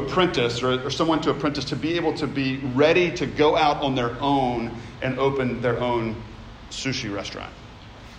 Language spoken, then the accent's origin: English; Memphis, Tennessee, United States; I grew up in Memphis